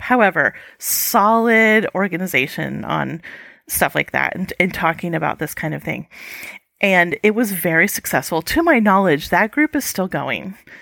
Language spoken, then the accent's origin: English; United States; an American who's traveled and lived overseas